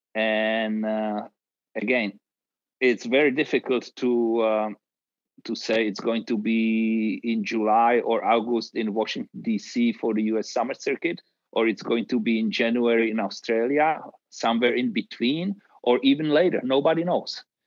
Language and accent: English; Czechia; growing up in Czechoslovakia in the tennis environment